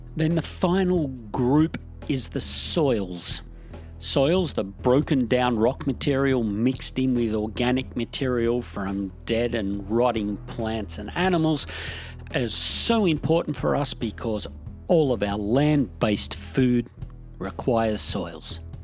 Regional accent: Australia; My home country of Australia

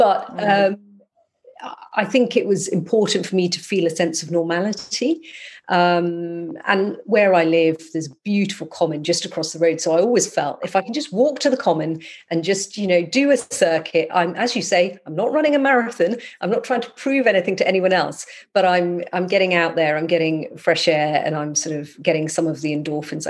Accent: Scotland, United Kingdom; moved away; When I lived in Scotland, I'm from Scotland

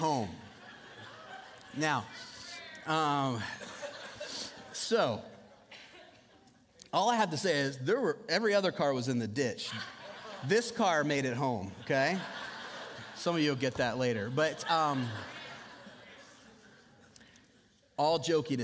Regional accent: United States; now in Southeast Iowa, United States; I grew up on Lake Michigan, basically. And so I grew up where this time of year, it snows like every other day

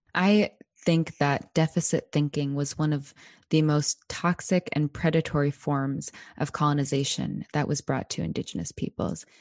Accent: Anchorage, Alaska, United States; I was born and raised here in my Danny Ena homelands of Decha Yekak, otherwise known as Anchorage, Alaska

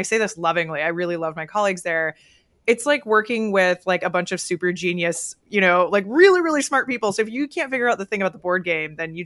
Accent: Oregon, United States; I grew up in Oregon, so it was rainy all the time.

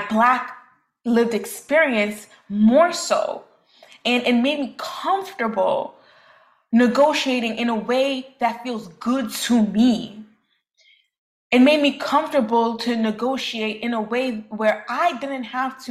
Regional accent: New York City, New York, United States; growing up in Brooklyn, New York

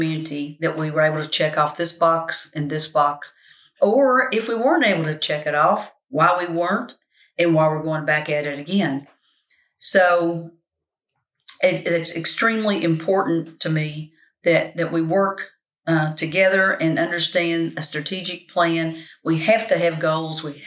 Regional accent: Winchester, Kentucky, United States; I was born here, lived here, and plan to die here because that's the way I feel about Winchester. It is my hometown.

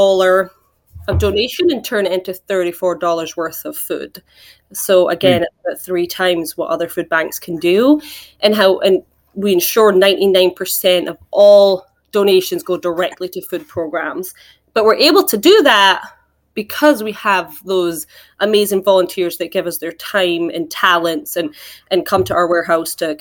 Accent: Scotland, United Kingdom; moved away as an adult; also born or lived in New York, United States; now in Florida, United States; I'm actually from Scotland. So I moved to the US when I was about 21

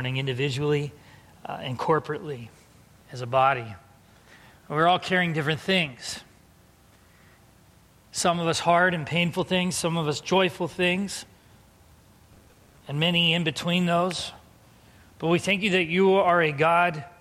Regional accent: San Diego, California, United States; moved away; growing up in San Diego

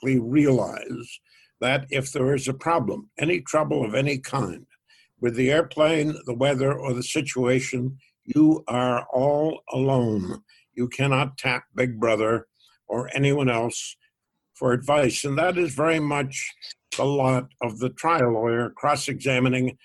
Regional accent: Waltham, Massachusetts, United States; I grew up in Waltham, Massachusetts

